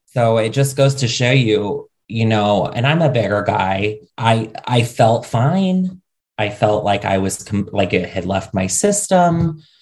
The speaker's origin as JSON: {"language": "English", "region": "Ohio", "country": "United States", "tie": "born or raised there", "also_born_or_lived": "New York City", "moved": "yes", "said": "I grew up in the middle of nowhere, Ohio"}